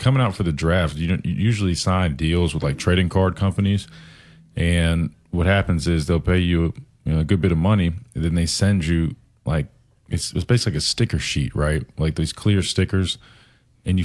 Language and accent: English; Columbia, South Carolina, United States; I'm from Columbia, which is home of Fort Jackson